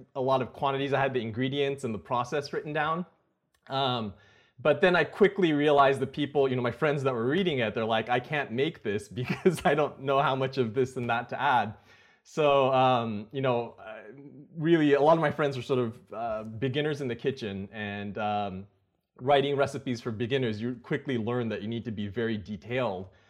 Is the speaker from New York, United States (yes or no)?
no; Napa, California, United States; also born or lived in Silicon Valley; I grew up in Napa, um, which is not too far from Silicon Valley.